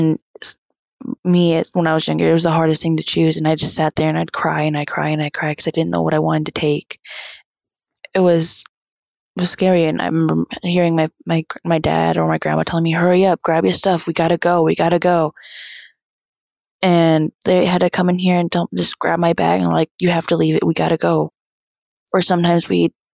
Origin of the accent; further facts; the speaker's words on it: Big Pine, California, United States; I'm from the Big Pine Paiute tribe. I'm Paiute Shoshone and I'm 16 years old